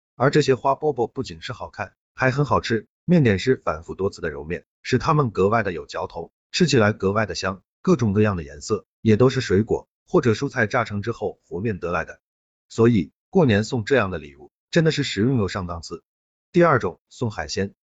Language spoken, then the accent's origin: Chinese; Shandong, China; 对于我们山东人来说